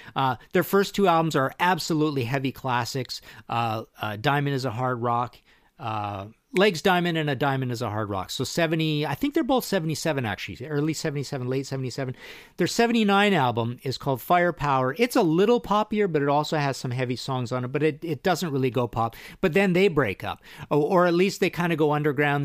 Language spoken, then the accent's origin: English; Trail, British Columbia, Canada; I'm from Trail B C